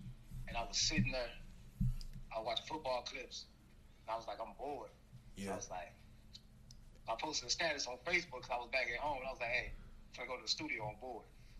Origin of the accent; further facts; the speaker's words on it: East St. Louis, Illinois, United States; also born or lived in Madison, Illinois; I'm from East St. Louis, Illinois, originally. Put on for Madison, Illinois, though, you know, that's my people.